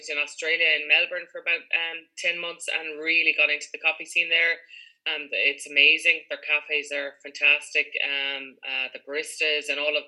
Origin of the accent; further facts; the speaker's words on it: Galway, Connacht, Ireland; also born or lived in North Clare; now in County Clare, Ireland; But my mother was from Clare, so I'm kind of half a Clare person, I think. Not a true blue blow-in, but half a blow-in. But yeah, from Galway City